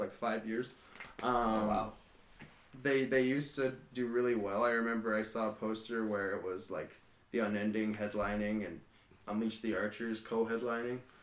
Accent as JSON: {"language": "English", "town": "Kelowna", "region": "British Columbia", "country": "Canada", "said": "we're local from Kelowna"}